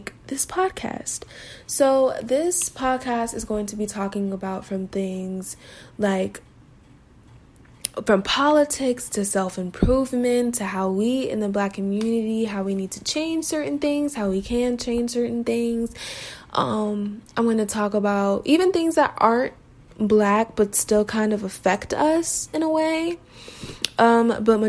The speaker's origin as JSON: {"language": "English", "town": "Las Vegas", "region": "Nevada", "country": "United States", "tie": "born or raised there", "moved": "yes", "lives_now": "Denton, United States", "said": "So I am from Las Vegas, Nevada. I was born and raised there."}